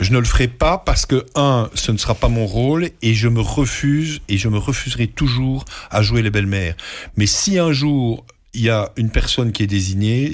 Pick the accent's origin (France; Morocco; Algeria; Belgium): Belgium; chez nous, en Belgique